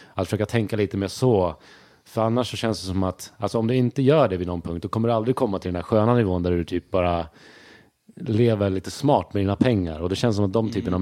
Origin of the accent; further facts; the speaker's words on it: Sweden; jag är uppväxt i Sverige. Jag, jag, känner inte att jag har så mycket brytning så här